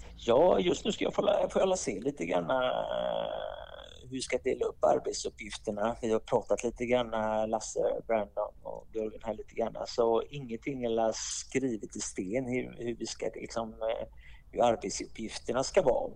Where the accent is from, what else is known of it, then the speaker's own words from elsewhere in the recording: Gothenburg, Västra Götaland, Sweden; moved away as an adult; also born or lived in Davos, Switzerland; now in Switzerland; Jag är ursprungligen från Göteborg i Sverige